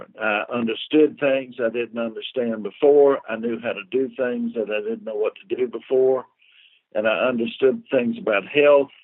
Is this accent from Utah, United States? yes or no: no; Columbia, South Carolina, United States; I'm from South Columbia, South Carolina